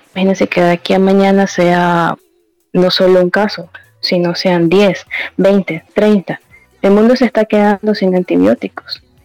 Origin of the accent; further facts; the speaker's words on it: Ecuador; la población aquí de Ecuador es de bajos recursos